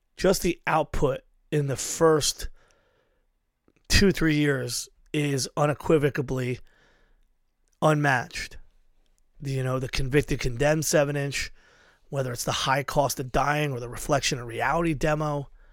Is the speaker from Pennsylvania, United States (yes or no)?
yes; Philadelphia, Pennsylvania, United States; I'm from Philly